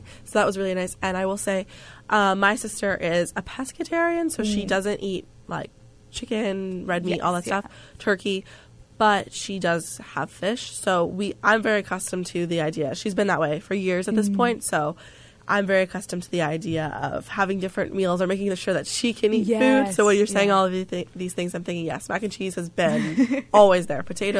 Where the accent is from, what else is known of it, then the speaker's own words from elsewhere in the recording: New Jersey, United States; my home state, New Jersey.